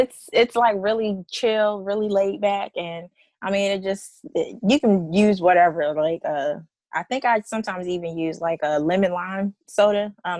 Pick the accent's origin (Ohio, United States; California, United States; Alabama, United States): Alabama, United States; I am from Alabama